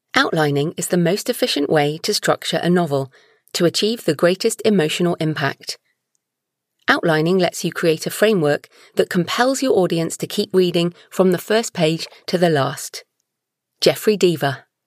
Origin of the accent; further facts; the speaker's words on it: United Kingdom; I'm British